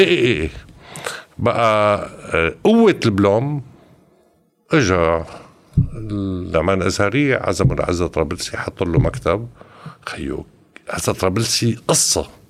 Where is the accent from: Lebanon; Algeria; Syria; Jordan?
Syria